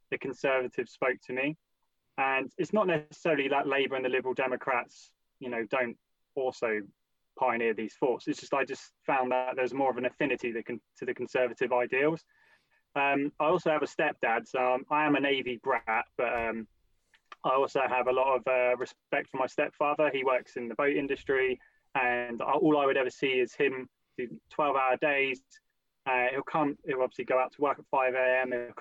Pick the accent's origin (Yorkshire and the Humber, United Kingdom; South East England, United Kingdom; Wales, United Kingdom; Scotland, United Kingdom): South East England, United Kingdom; Portsmouth; also born or lived in London; I grew up in Hilsea